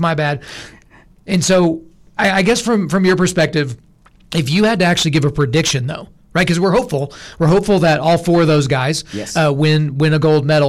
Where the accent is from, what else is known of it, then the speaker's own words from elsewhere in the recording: United States; I'm an American, all right?